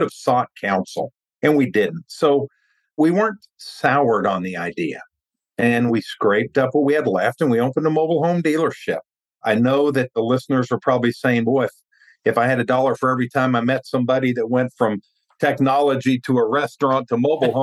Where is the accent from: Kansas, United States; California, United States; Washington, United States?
Kansas, United States; Wichita; I was born in Wichita, Kansas. For those that don't know, that's in the south central part of the state. I went to college there